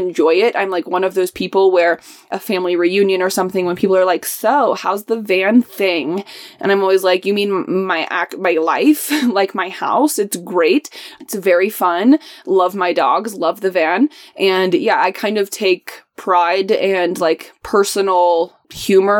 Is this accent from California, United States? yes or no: no; Indianapolis, Indiana, United States; moved away; I'm from Indianapolis. I'm not from San Diego or, you know, LA or something like that. Nobody likes Indianapolis. I'm very used to people dogging on my hometown